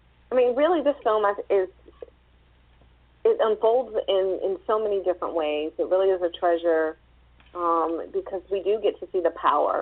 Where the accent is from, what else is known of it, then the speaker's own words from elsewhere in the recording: the South, United States; being a Southerner myself